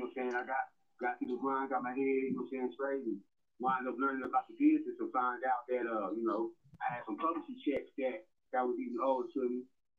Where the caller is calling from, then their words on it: Colorado Springs, Colorado, United States; I'm calling from Colorado Springs, Colorado.